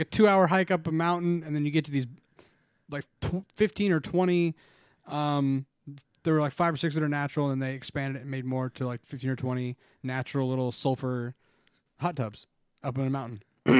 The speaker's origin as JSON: {"language": "English", "region": "Utah", "country": "United States", "tie": "born or raised there", "moved": "yes", "said": "I grew up in Utah."}